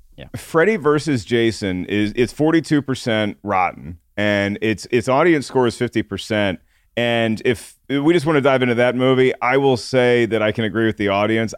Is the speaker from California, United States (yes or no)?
no; Williamsburg, Virginia, United States; I was in Williamsburg, Virginia, and my older sister and her friends had to drive to Richmond to go see Pulp Fiction